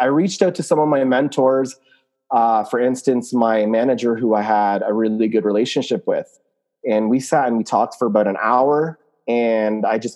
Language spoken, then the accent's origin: English; Canada; also born or lived in Lebanon; I'm from Canada. I am a Muslim, Lebanese, Canadian